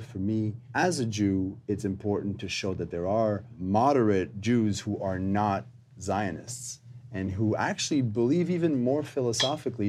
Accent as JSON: {"language": "English", "town": "Montreal", "region": "Quebec", "country": "Canada", "tie": "born or raised there", "said": "I am uh, born in Montreal, Canada"}